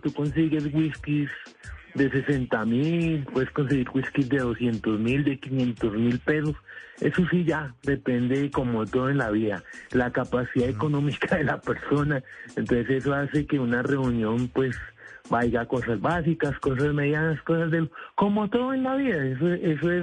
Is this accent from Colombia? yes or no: yes; Colombia; lucho por mis hijos y por mi familia para poder trabajar como todo colombiano